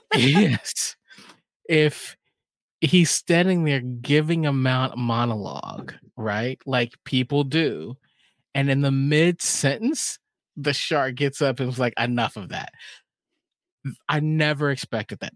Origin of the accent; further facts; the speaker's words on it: Texas, United States; I grew up in Texas.